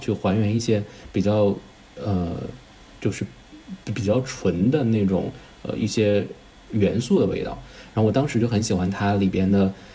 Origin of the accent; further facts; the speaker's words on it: northern China, China; 我是北方人，其实北方本身就挺干的